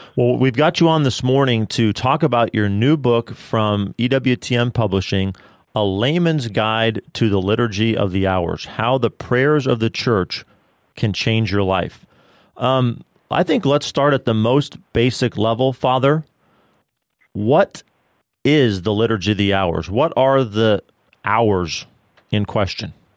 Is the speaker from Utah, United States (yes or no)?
no; Denver, Colorado, United States; now in Bryan-College Station, United States; St. John Vianney Theological Seminary in Denver, Colorado, mm. my hometown